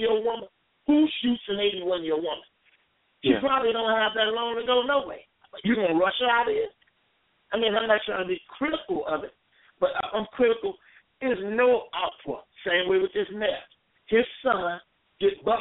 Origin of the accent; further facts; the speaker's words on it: Chicago, Illinois, United States; growing up in Cabrini Green